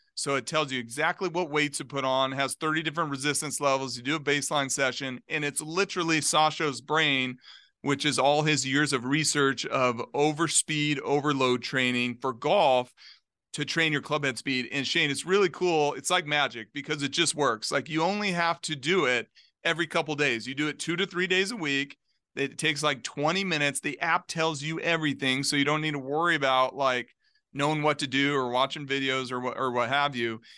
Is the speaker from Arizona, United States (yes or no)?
yes; Globe, Arizona, United States; Globe, Arizona, like, little small mining town, two hours east of Phoenix